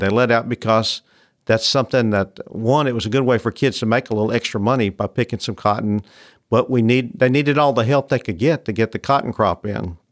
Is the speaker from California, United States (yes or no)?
no; Memphis, Tennessee, United States; I grew up in Memphis, which is not really a, what you'd call a cotton area, but I was the first generation to grow up in the city